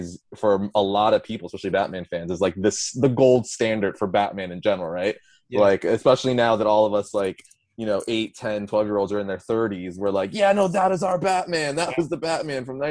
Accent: Coral Springs, Florida, United States; moved away as an adult; also born or lived in Brentwood, Long Island, New York; now in Dallas, United States; I grew up in Margate/Coral Springs, Florida

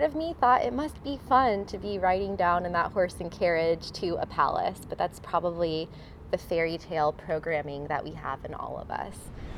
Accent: Miami, Florida, United States; Like, I'm from Miami.

